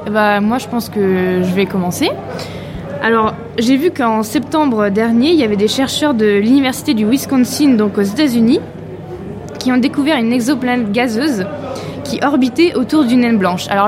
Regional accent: Normandy, France; now in Brittany, France; je suis normande.

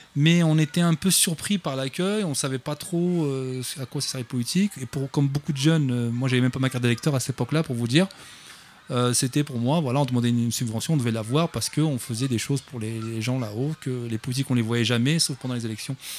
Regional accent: Clichy-sous-Bois, Île-de-France, France; J'habite Clichy-sous-Bois depuis 40 ans maintenant

